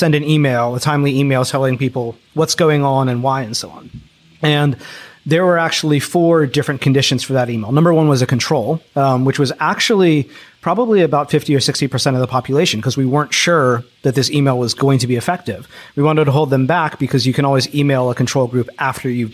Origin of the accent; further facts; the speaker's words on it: Philadelphia, Pennsylvania, United States; I grew up in Philadelphia